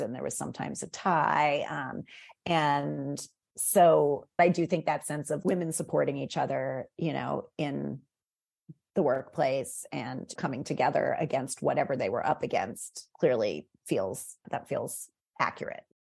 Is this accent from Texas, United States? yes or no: no; McLean, Virginia, United States; moved away; I grew up in Northern Virginia. I grew up in McLean.